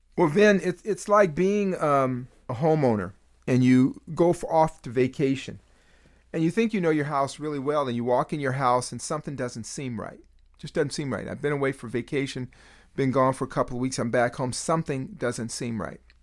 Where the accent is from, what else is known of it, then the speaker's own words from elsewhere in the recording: Bay Area, California, United States; I grew up in the Bay Area